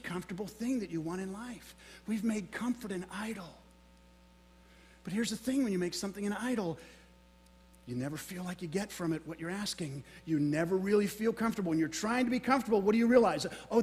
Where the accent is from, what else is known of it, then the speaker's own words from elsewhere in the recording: Florida, United States; I'm from Florida